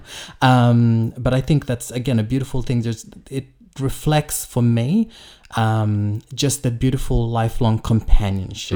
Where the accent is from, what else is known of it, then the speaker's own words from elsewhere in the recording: Fiji; I grew up in Fiji